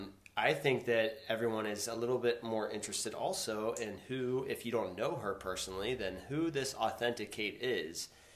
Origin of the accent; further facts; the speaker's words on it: Shippensburg, Pennsylvania, United States; I grew up in Shippensburg.